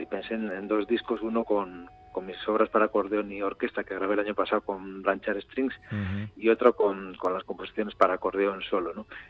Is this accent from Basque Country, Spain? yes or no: yes; Urretxu, Basque Country, Spain; yo soy de Urrecho